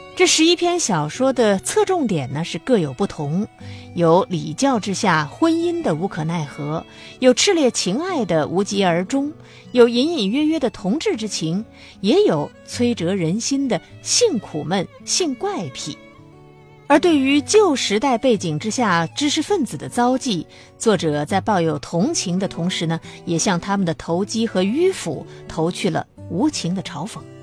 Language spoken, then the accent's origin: Chinese; China; 我们中国人